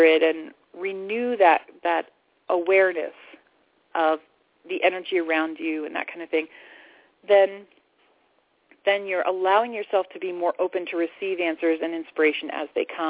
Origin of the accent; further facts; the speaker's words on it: Florida, United States; moved away as an adult; now in Sedona, United States; I grew up in Florida